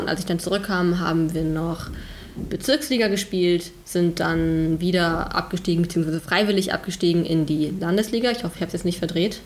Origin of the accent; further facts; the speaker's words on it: North Rhine-Westphalia, Germany; ich komme aus dem wundervollen Nordrhein-Westfalen. Mhm. vom Niederrhein ähm, aus einem kleinen Dorf.